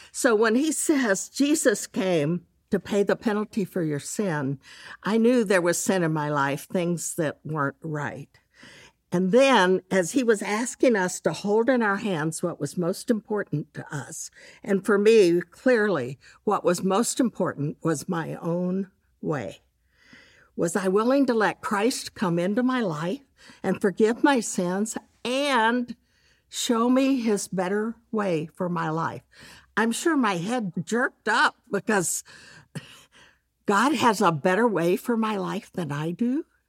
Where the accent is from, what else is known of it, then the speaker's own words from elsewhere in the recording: Dallas, Texas, United States; I grew up in Dallas